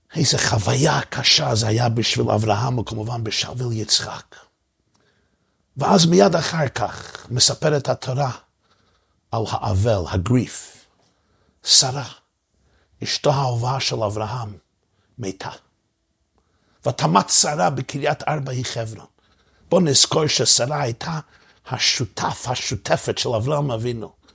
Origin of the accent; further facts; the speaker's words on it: New York City, New York, United States; אני גדלתי בברוקלין בניו יורק